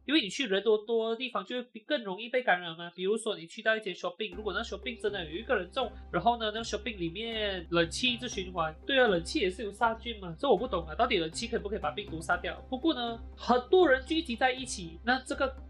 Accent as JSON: {"language": "Chinese", "country": "Malaysia", "tie": "born or raised there", "said": "我呢是土生土长，马来西亚人"}